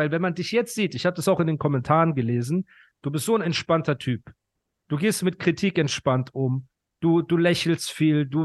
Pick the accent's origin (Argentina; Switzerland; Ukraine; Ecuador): Ukraine; now in Germany; Also geboren bin ich in der Ukraine.